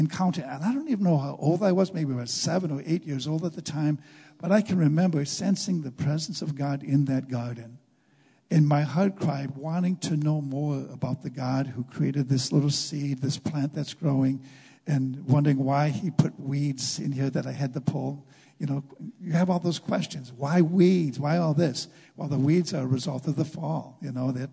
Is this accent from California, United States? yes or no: no; Junction City, Wisconsin, United States; I grew up in Junction City, about 11 miles west of Stevens Point.